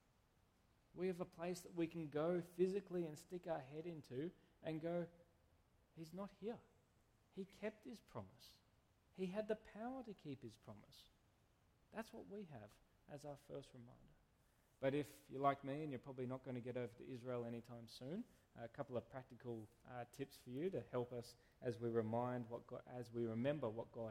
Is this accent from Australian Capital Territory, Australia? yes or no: yes; Canberra, Australian Capital Territory, Australia; moved away; I come from Canberra